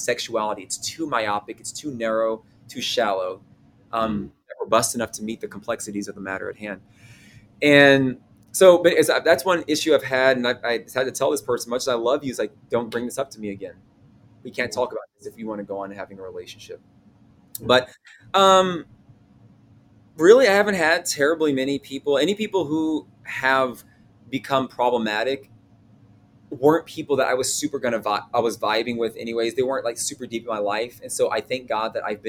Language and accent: English; the South, United States; growing up in the South, which is a very Christian part of the country